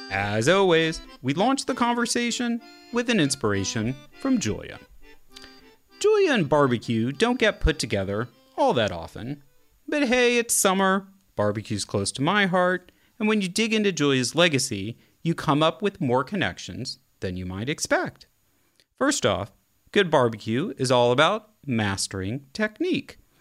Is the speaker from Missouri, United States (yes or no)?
yes; Kansas City, Missouri, United States; I'm from Kansas City. I was raised on Kansas City barbecue